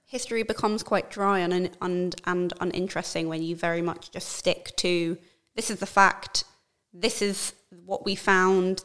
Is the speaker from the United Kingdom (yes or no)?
yes; London, United Kingdom; being born and raised in London